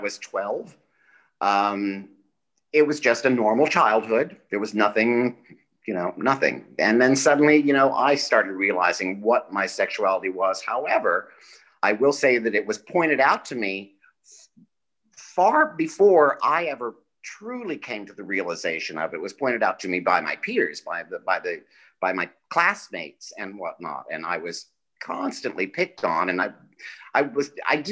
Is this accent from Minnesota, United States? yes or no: no; Pennsylvania, United States; moved away as an adult; also born or lived in Fort Lauderdale, Florida; I moved from Pennsylvania to Fort Lauderdale.